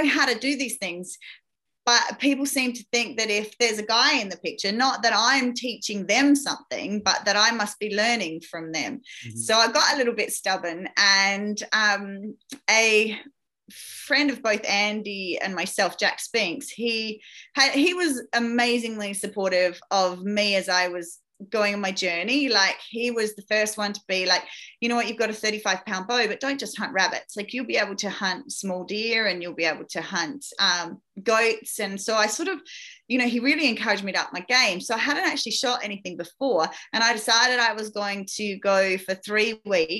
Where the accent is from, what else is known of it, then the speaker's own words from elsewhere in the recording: Australia; I grew up in that outback area. So that was my hometown from being a very young child.